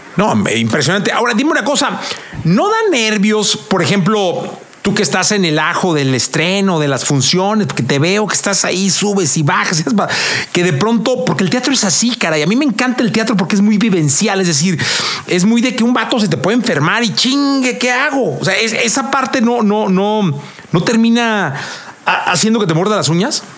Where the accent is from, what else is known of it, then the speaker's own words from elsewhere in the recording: Guadalajara, Jalisco, Mexico; now in Mexico City, Mexico; yo vengo de Guadalajara, ¿no? Eh, tengo aquí como 26 años, pero vengo de Guadalajara.